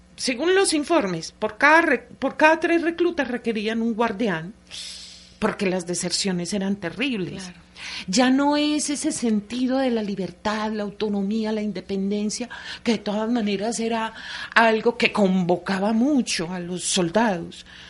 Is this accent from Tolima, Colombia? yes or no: no; Antioquia, Colombia; como antioqueña que soy